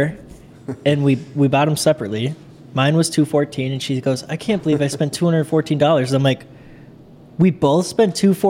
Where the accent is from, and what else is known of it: Coon Rapids, Minnesota, United States; born or raised there